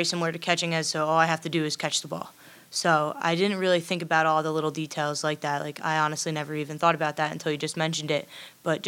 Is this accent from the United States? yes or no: yes; Long Island, New York, United States; moved away as an adult; now in York, Pennsylvania, United States; I'm from Long Island, so my family is diehard Yankee fans, and I grew up, we went to Yankee games all the time